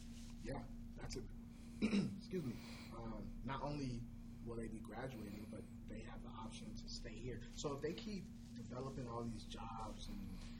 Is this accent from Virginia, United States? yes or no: no; Brooklyn Park, Minnesota, United States; now in Menominee, United States; When I got here, you know, I'm from Minnesota. I'm from a big, you know, BP.